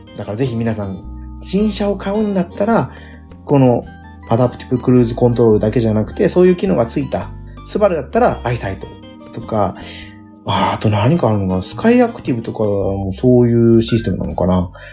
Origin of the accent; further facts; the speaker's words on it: Nagasaki, Japan; うちの地元長崎ですけど。